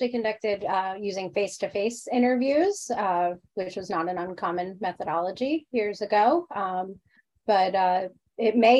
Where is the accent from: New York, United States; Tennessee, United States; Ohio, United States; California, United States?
New York, United States; New York City; I may be biased as a New Yorker